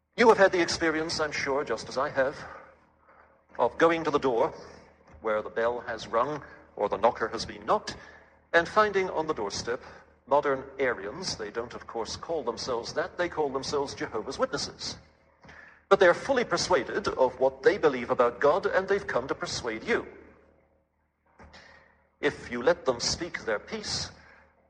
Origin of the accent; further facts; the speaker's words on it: England, United Kingdom; now in Canada; the Anglican prayer book as I was brought up on it in England